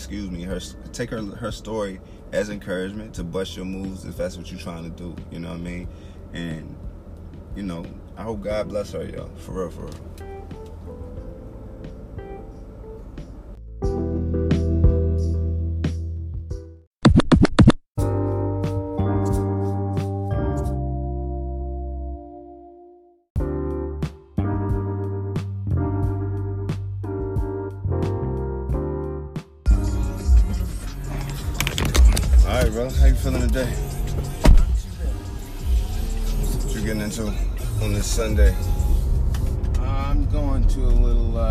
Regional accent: Virginia, United States; I grew up in Virginia, though, so not far from here

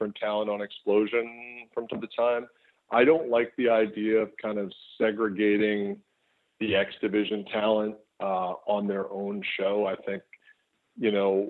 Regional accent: Winnipeg, Manitoba, Canada; in my hometown of Winnipeg

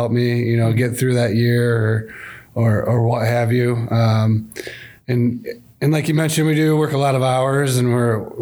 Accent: Grand Rapids, Michigan, United States; I grew up in West Michigan, the Grand Rapids area, so I love this part of the state

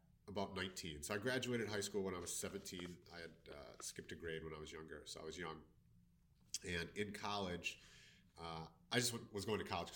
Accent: Milwaukee, Wisconsin, United States; I'm from Milwaukee, Wisconsin, and currently I do stress management

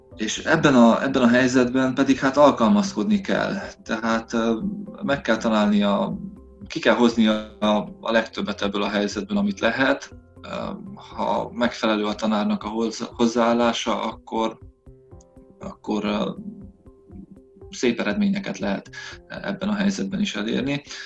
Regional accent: Săcueni, Bihor County, Romania; moved away as an adult; also born or lived in Ciuhoi (Csokaj) / Oradea / London; now in Zalău, Romania; Székely Idon, eh, eh, nőttem fel, tehát, eh, az anyai nagyszüleimnél, eh, éltünk másodikos koromig

